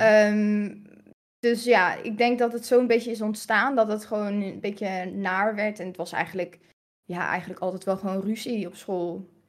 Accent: Hilversum, North Holland, Netherlands; born or raised there; also born or lived in Aruba

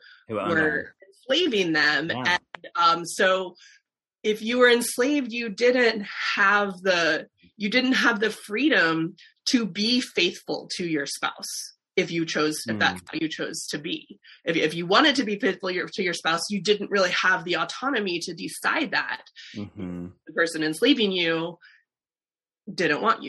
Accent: South Dakota, United States; moved away as an adult; also born or lived in Richmond / Nashville; I am not from the South originally. I am from South Dakota.

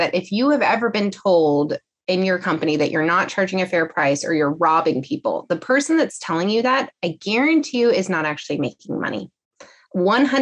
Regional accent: California, United States; I'm from California.

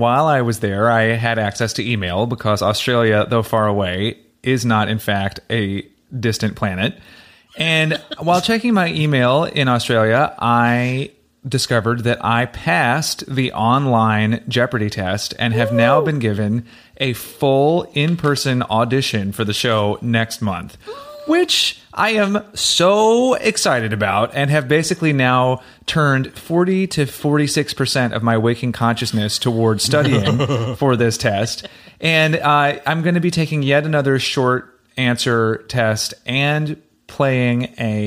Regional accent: Chattanooga, Tennessee, United States; now in New York City, United States; I am originally from Chattanooga, Tennessee, but now I live in New York City

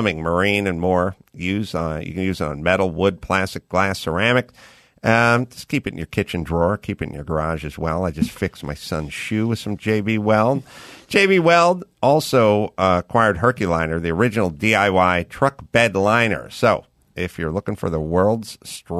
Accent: Los Angeles, California, United States; I grew up in Los Angeles

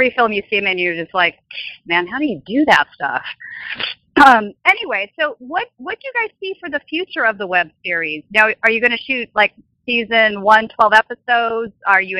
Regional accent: San Fernando Valley, California, United States; I grew up in the San Fernando Valley area

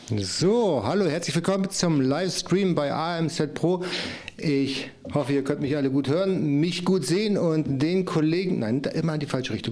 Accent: Germany; Ich komme aus der Nähe von Bremen

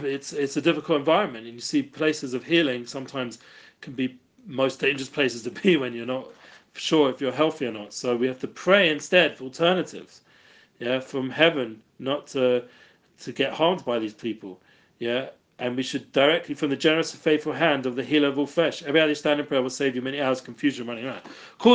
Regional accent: London, United Kingdom; moved away; I'm from England, from London

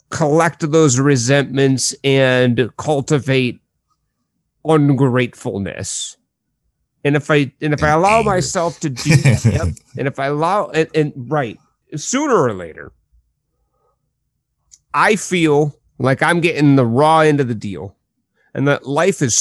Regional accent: Midwest, United States; not directly to them because I am a Midwesterner after all.

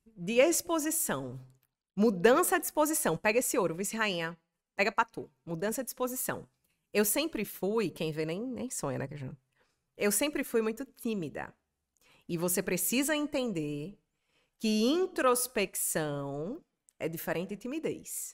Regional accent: Natal, Rio Grande do Norte, Brazil; moved away as an adult; now in São Paulo, Brazil; Rio Grande do Norte, que é onde tem Natal, a minha cidade onde eu nasci

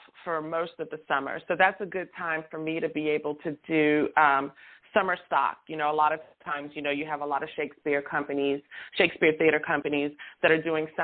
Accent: Louisiana, United States; moved away as an adult; also born or lived in Santa Ana, California; I'm originally from Louisiana. I moved back here in 2018, and Southern girl. Girl was raised in, girl that was raised in the South

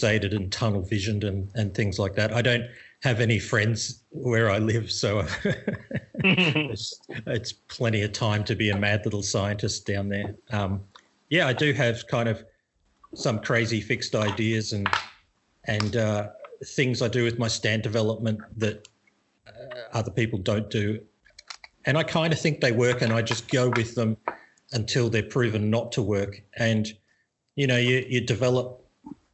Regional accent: Australia; moved away as an adult; now in Thailand; Probably people can tell from my accent that I'm not Thai. I'm from Australia. But I moved here maybe 10 years ago now.

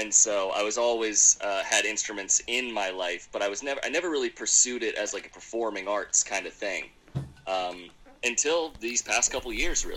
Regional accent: Philadelphia, Pennsylvania, United States; also born or lived in Richmond, Virginia; now in Durham, United States; I moved here from Philadelphia, Pennsylvania, originally. It's where I grew up.

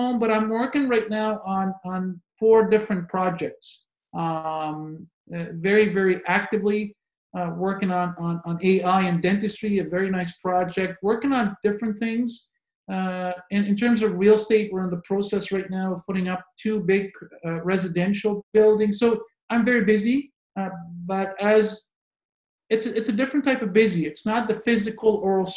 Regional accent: Montreal, Quebec, Canada; moved away as an adult; now in Moncton, Canada; I am born and raised in Montreal

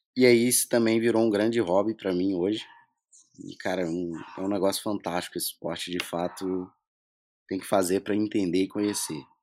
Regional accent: Minas Gerais, Brazil; sou mineiro

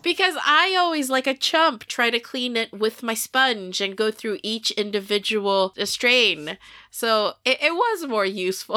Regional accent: Sweden; I am born and raised in Sweden

